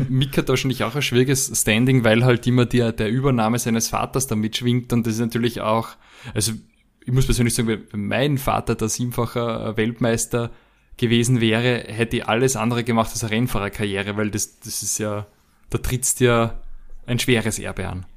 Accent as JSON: {"language": "German", "country": "Austria", "said": "bei uns in Österreich"}